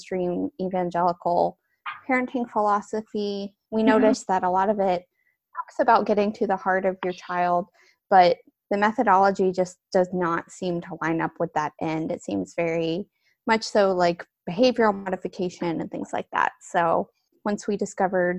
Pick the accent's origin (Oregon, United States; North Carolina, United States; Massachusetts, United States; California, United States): North Carolina, United States; Western; now in Florida, United States; I am originally from Western North Carolina, but I currently live in Florida